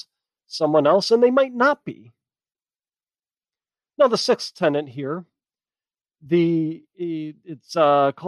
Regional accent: United States; My identity lies in the fact that I am an American

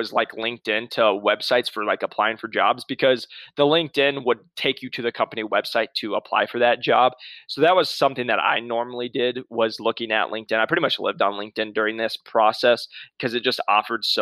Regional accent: Midwest, United States; now in Scottsdale, United States; I'm from the Midwest

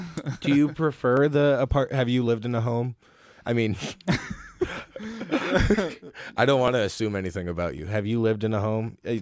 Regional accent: Holland, Michigan, United States; Like, I grew up in Holland, Zealand, and no matter what, anytime I go somewhere, it's at least one person I know, whether it's family or someone I went to school with or their family.

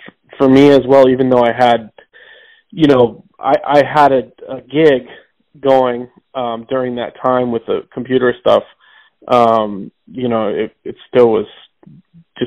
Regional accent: St. James, Missouri, United States; also born or lived in Rolla, Missouri; now in New York City, United States; I was born in Rolla, Missouri. I grew up out in the country around there, but I went to school, elementary school and high school in St. James, Missouri

